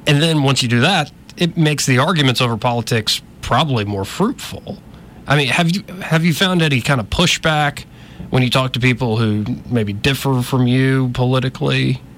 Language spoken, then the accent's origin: English; Montgomery, Alabama, United States; Like, we're two Alabama boys here. I'm born and raised in Montgomery, too.